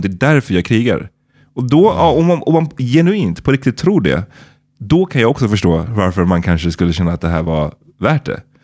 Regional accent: Sweden; man som svensk

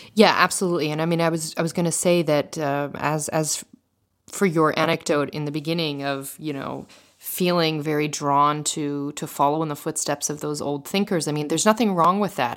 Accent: United States; moved away as an adult; also born or lived in Philadelphia; now in Paris, France; I remember growing up in the States

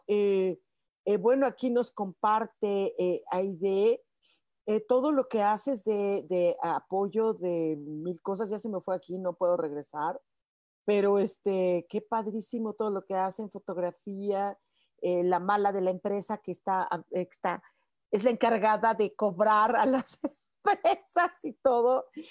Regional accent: Mexico; como decimos mexicanos

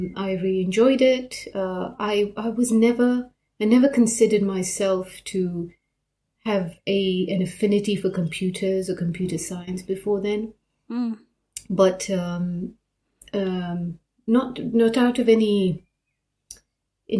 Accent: Mombasa, Mombasa County, Kenya; now in Nottingham, United Kingdom; I grew up in Mombasa, in Kenya

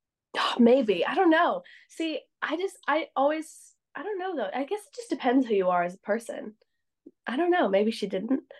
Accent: Canada; I'm from Canada

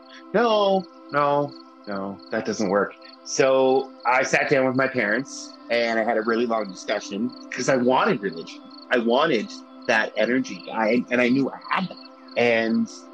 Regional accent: Glace Bay, Nova Scotia, Canada; now in Halifax, Canada; I'm from Glace Bay

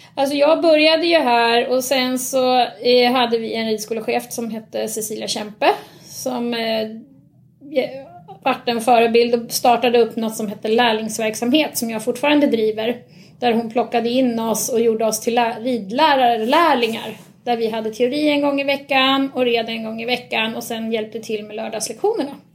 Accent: Nynäshamn, Stockholm County, Sweden; also born or lived in Ösmo; Då bodde jag här i Nynäshamn. Okay. Så jag är faktiskt uppväxt från början på Nynäshamns ridklubb

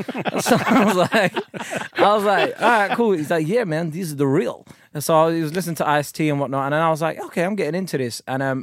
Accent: London, United Kingdom; Well, I'm from South London

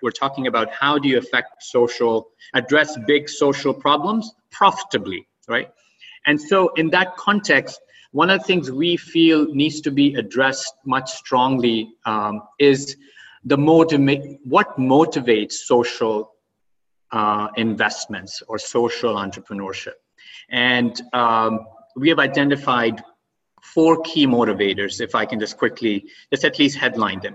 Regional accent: Oman; also born or lived in Pakistan / Boston; now in United States; I grew up in Oman, and um, and after my early education, I came to U.S. and settled

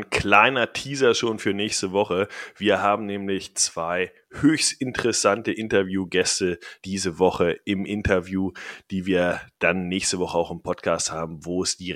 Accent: Bavaria, Germany; moved away as an adult; also born or lived in Geneva; now in Amsterdam, Netherlands; Ja, ich komme aus Bayern.

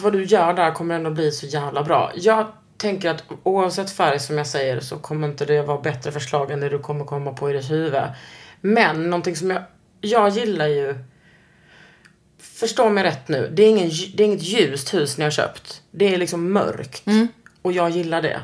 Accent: Skåne, Sweden; also born or lived in Austria; jag är från Skåne

